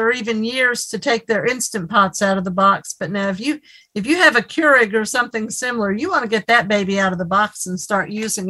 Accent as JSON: {"language": "English", "region": "Tennessee", "country": "United States", "said": "I'm from Tennessee"}